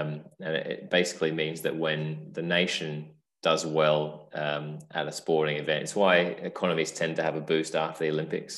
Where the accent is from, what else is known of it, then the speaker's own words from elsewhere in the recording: Australia; now in United Kingdom; even as an Aussie